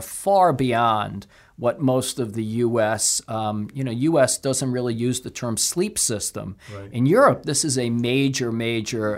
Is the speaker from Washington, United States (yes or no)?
no; Brooklyn, New York, United States; I'm a guy from Brooklyn